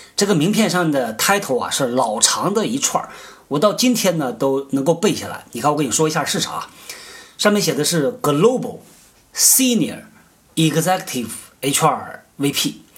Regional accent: Northeast China, China; 我们老家啊，东北

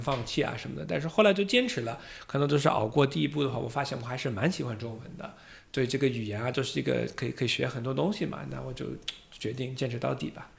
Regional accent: United States; accent: Boston or American; Chinese is a second language; moved away as an adult; also born or lived in Beijing, China; now in Shanghai, China; 我是土生土长的美国人呢，啊，也是中国女婿，老婆是来自湖北

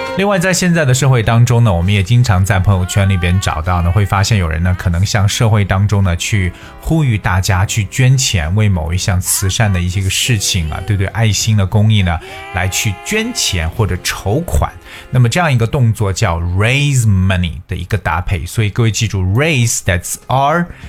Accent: China; 我们中国人

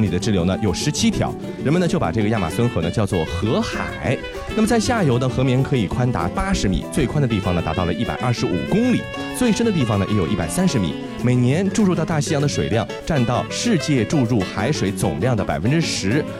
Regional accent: China; 这个好像在我们中国人看来有点不可思议，对吧？

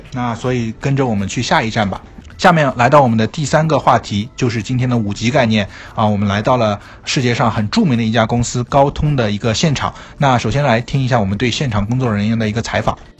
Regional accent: China; 作为一个中国人

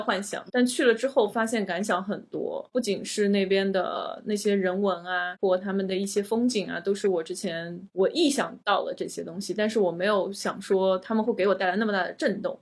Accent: China; 我们中国人是需要签证的

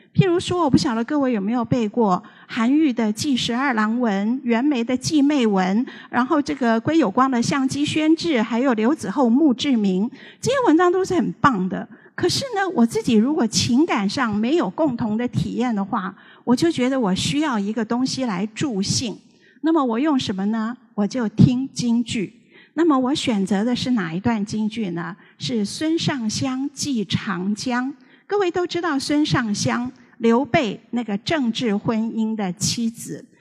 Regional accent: Taiwan; 我这个年纪的小的时候，全台湾的人都在看香港的黄梅调电影

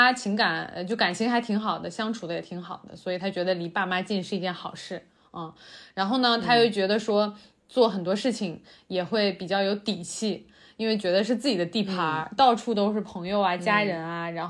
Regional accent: Xi'an, Shaanxi, China; 呃，对，就是回西安吧。

